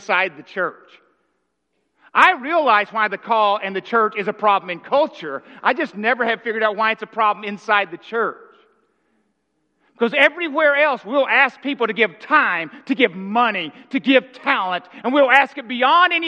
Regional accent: Arkansas, United States; I'm from Arkansas

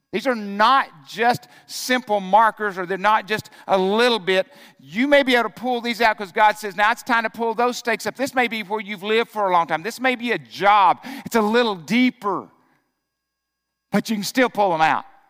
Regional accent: Arkansas, United States; I grew up in Arkansas.

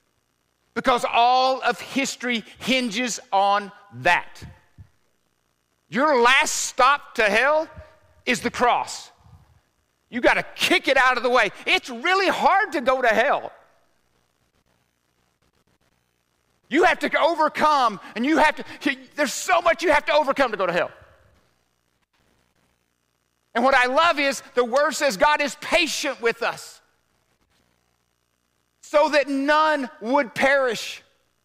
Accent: Arkansas, United States; growing up in the South, everybody knew Jesus. I mean, I don't know of any other religion

